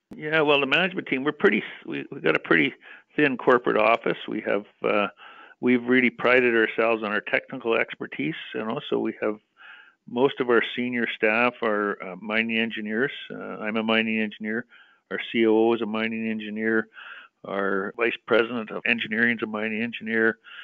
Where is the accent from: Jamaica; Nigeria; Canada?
Canada; British Columbia; I'm a British Columbia boy.